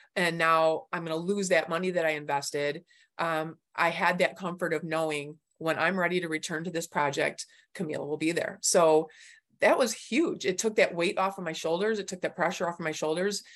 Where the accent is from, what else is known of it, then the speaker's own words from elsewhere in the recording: Clarkston, Michigan, United States; I'm from Clarkston, Michigan